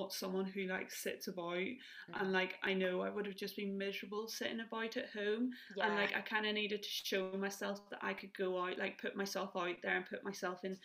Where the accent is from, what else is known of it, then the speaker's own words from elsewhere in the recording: Northern Ireland, United Kingdom; moved away as an adult; now in Newcastle, United Kingdom; I'm from Northern Ireland. You could probably tell by my accent